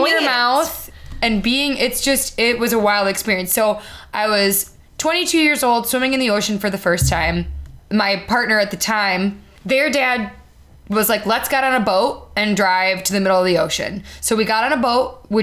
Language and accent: English; Chicago, Illinois, United States; I'm from Chicago.